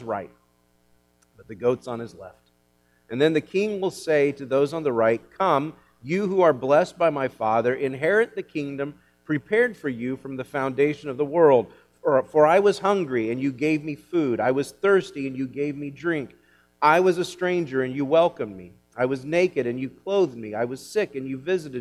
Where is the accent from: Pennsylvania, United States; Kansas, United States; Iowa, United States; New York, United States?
Kansas, United States; growing up in Kansas, as I did